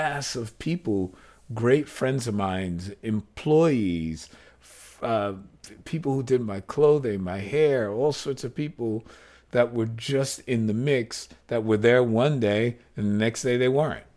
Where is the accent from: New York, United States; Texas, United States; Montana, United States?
New York, United States; New York City; not only did my parents have tons of gay friends, but I'm from Greenwich Village